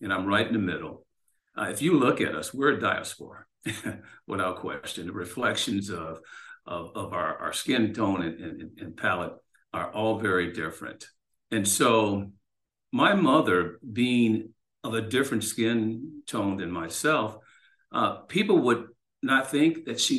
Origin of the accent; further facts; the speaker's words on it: Chicago, Illinois, United States; growing up in Chicago, I grew up on the west side of the city